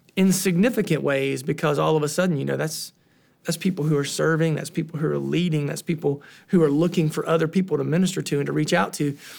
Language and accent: English; Southern Ohio, United States; now in Columbus, United States; I'm from Southern Ohio, which is about two and a half hours south of there